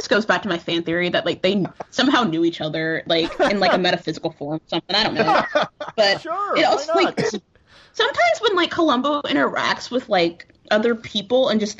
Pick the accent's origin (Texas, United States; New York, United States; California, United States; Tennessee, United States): Texas, United States; growing up in Texas.